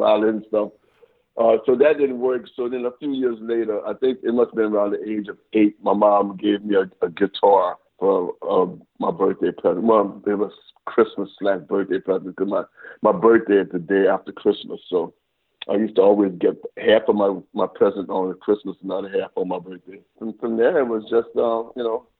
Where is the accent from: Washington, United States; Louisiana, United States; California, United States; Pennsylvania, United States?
Louisiana, United States; New Orleans; I'm from New Orleans